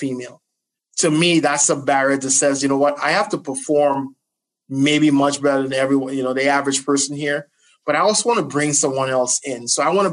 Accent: Trinidad & Tobago; also born or lived in New Jersey, United States; now in United States; I was born in Jersey and I actually grew up in Trinidad

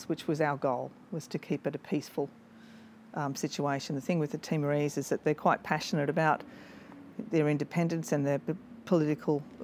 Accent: South Coast, New South Wales, Australia; I grew up on the South Coast, New South Wales, and I joined the AFP in 1990.

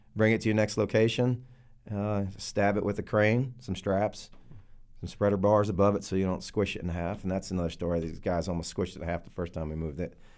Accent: New Jersey, United States; moved away as an adult; also born or lived in Texas; I'm from Jersey, like uh, like you guys said. Um, I, I grew up there until I was about 24

